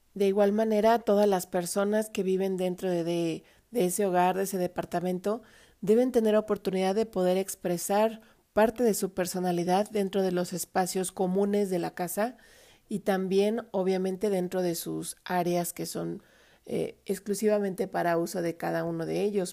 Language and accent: Spanish; Mexico; como decimos acá en México